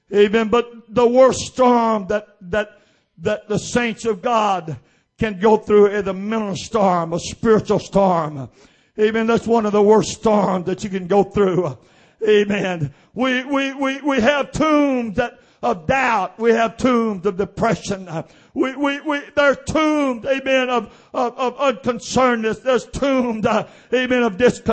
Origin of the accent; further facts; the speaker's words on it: Oakdale, Louisiana, United States; also born or lived in Sugartown; I was raised around Oakdale, born at Sugartown, raised around Oakdale